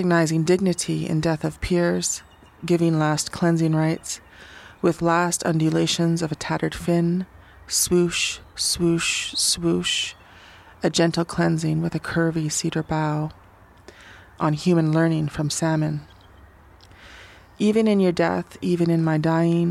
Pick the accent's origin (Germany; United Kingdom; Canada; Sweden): Canada; Sault Ste. Marie, Ontario; also born or lived in Lac Seul First Nation; now in Victoria, Canada; I'm from Sault Ste. Marie, Ontario, and Lac-Seul First Nation